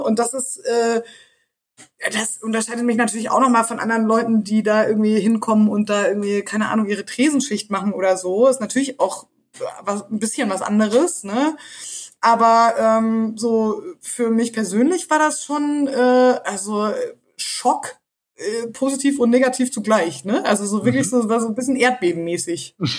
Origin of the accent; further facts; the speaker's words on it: East Germany, Germany; ich komme aus dem Osten